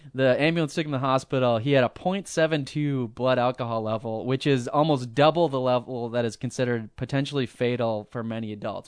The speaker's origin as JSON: {"language": "English", "region": "Midwest", "country": "United States", "said": "we're from the Midwest, but we're from sorta like the more, I don't know, a little bit more cultured area"}